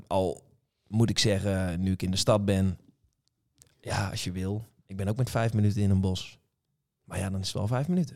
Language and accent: Dutch; Scherpenzeel, Gelderland, Netherlands; moved away as an adult; ik ben geboren in Scherpenzeel en getogen ook